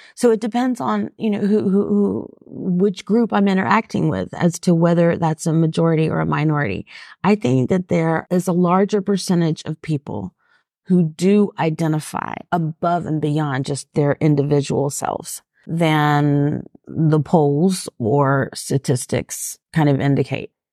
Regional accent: Atlanta, Georgia, United States; growing up in Atlanta

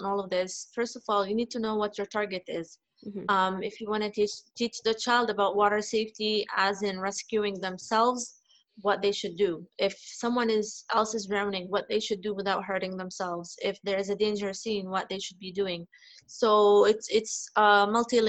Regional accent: Canada; now in Dubai, United Arab Emirates; I grew up in Canada

